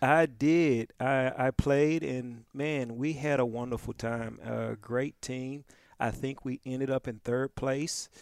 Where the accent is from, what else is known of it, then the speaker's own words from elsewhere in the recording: Pine Bluff, Arkansas, United States; moved away; also born or lived in New Orleans; I was born and raised in Pine Bluff, Arkansas